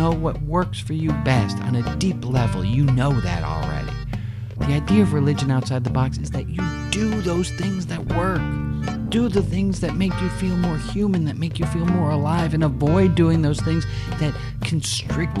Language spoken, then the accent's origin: English; California, United States; I'm a Californian